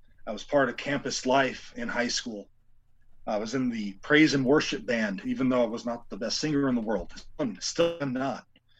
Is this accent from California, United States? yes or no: yes; La Puente, California, United States; right up the street from where I grew up in La Puente, California